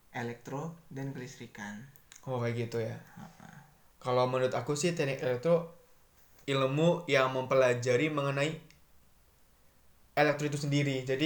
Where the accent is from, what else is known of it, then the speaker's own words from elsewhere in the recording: Kudus, Central Java, Indonesia; Kalau saya asli Kudus.